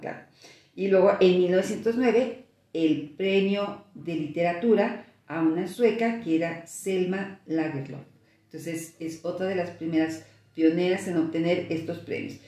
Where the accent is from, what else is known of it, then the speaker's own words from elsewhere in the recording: Mexico; como mexicanas